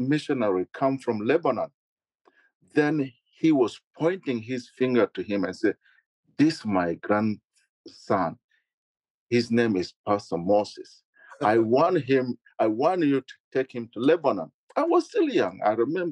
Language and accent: English; South Sudan; now in Michigan, United States; Growing up in South Sudan